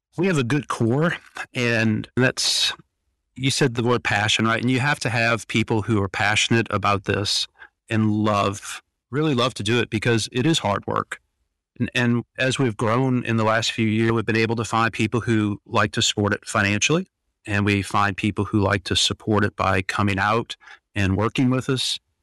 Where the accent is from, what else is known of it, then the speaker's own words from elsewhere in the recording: Louisiana, United States; moved away; we're from Louisiana, so we like to cook.